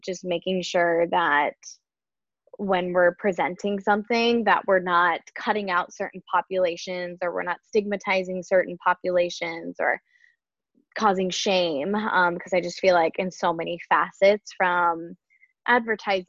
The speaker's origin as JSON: {"language": "English", "region": "Nebraska", "country": "United States", "tie": "born or raised there", "also_born_or_lived": "Boston", "moved": "as an adult", "lives_now": "Portland, United States", "said": "I'm a registered dietitian born and raised in Nebraska"}